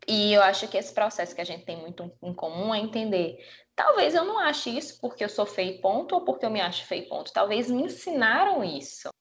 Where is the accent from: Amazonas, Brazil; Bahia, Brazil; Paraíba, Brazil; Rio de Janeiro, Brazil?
Paraíba, Brazil; nascida e criada na Paraíba